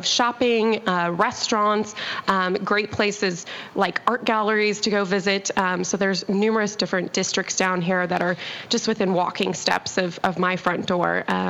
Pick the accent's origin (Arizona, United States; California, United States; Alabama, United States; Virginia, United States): Arizona, United States; Tucson; now in Scottsdale, United States; I'm actually from Tucson